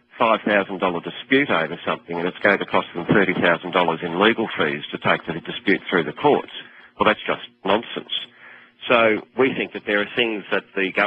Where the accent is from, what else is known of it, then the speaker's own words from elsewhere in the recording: Australia; I'm from Australia